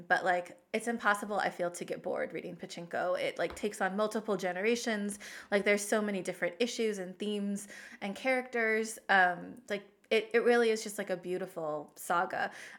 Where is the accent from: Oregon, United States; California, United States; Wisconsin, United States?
Oregon, United States; she was an avid fisherwoman who took me out on her boat a lot when I was growing up in Oregon.